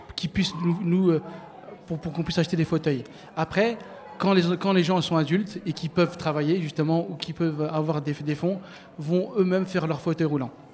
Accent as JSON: {"language": "French", "town": "Bobigny", "region": "Île-de-France", "country": "France", "tie": "born or raised there", "said": "je suis né, j'ai grandi à Bobigny"}